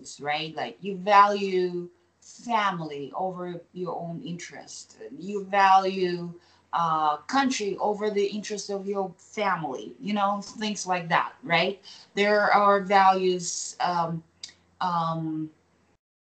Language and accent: English; Kazakhstan; first language Kazakh; English is a second language; now in United States; I will express myself in Kazakh, right? Because it's my native tongue